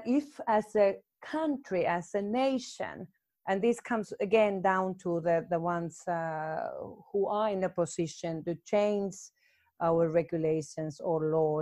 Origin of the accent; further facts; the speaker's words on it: Finland; moved away as an adult; now in Malta; I'm from Finland